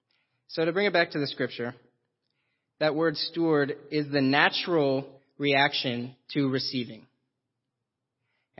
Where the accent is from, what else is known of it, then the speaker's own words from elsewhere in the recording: Roseville, California, United States; I was born in Roseville, California